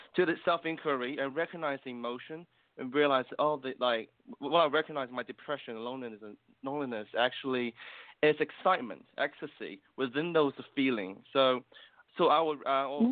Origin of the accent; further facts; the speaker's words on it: New Zealand; I'm from New Zealand, and um, myself is Chinese